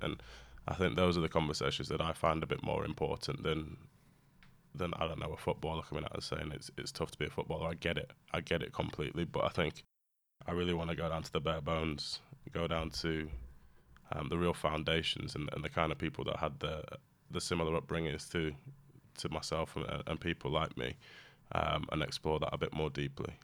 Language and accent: English; United Kingdom; whilst I'm British, I'm not British